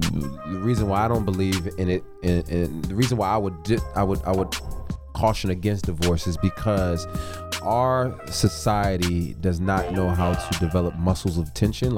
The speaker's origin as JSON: {"language": "English", "region": "California", "country": "United States", "tie": "born or raised there", "also_born_or_lived": "Alberta, Canada", "moved": "yes", "lives_now": "Atlanta, United States", "said": "I lived in California for the most of my life. So I went to high school, California, grade school, elementary, part of college. When I would go back home was going back home to California."}